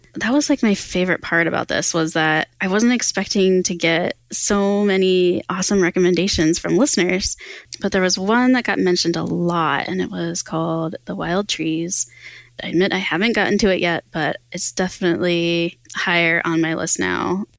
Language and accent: English; Pennsylvania, United States; Pennsylvania, which is my home state